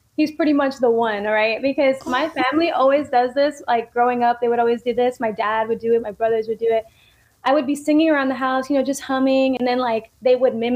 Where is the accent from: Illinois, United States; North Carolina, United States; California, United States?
California, United States; San Diego; my hometown, San Diego